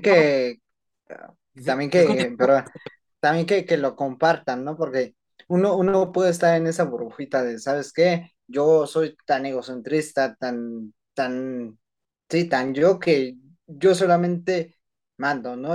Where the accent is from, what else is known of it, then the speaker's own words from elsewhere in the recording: Mexico; como mexicanos, eh, creo que también nos enorgullece participar en grandes proyectos